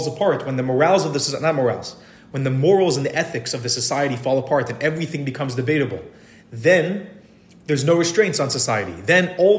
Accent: Miami, Florida, United States; now in Netanya, Israel; I grew up in Miami.

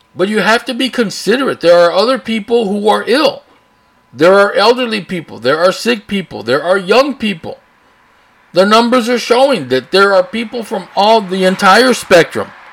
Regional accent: Brownsville, Texas, United States; also born or lived in Austin, Texas / San Antonio, Texas; I live here, born here, raised here.

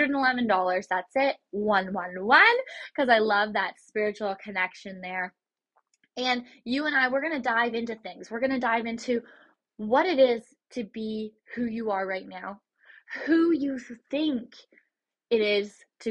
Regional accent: Port Stanley, Ontario, Canada; I'm Canadian, and I'm from just outside of London, Ontario, in Port Stanley

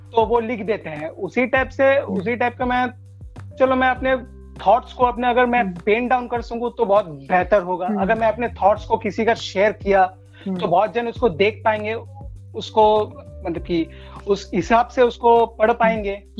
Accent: Kolkata, West Bengal, India; मैं कोलकाता वेस्ट बंगाल से हूँ

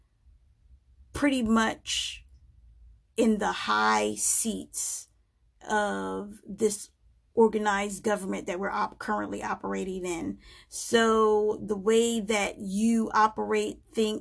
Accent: United States; I am an American. I am an African-American female living in America.

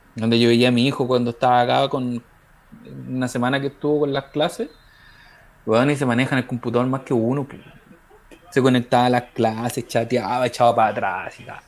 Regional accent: Iquique, Tarapacá, Chile; Yo sé que soy de Iquique

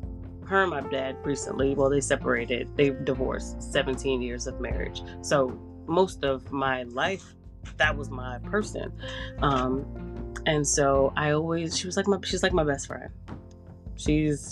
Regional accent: New York City, New York, United States; I'm from New York. I lived in the Bronx

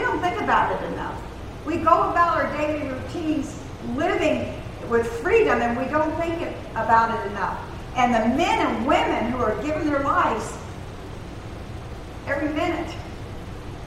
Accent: United States; also born or lived in Germany; We Americans

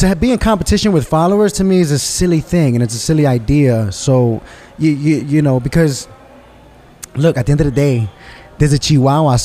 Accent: New York City, New York, United States; From Spanish Harlem, born and raised in New York City

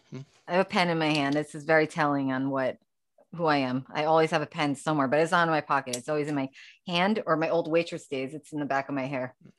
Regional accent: New York City, New York, United States; born or raised there; also born or lived in Long Island, New York

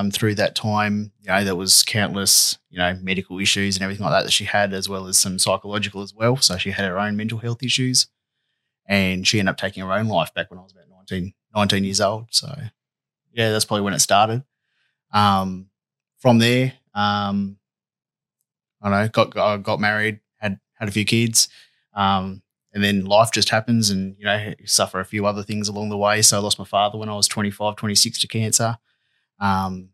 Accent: northwest coast of Tasmania, Australia; Lived in the northwest coast the last 30-something years. So since I was a young bloke, so I grew up here.

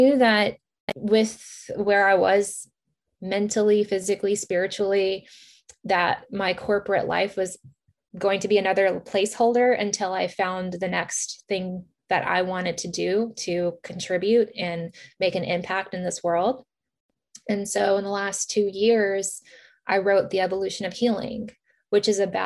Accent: Virginia, United States; also born or lived in Kyiv, Ukraine; My family were immigrated here to the United States in Virginia as refugees in 1990.

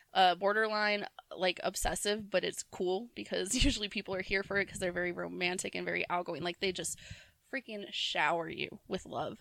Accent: Virginia, United States; all of my best friends growing up in Virginia were Aries.

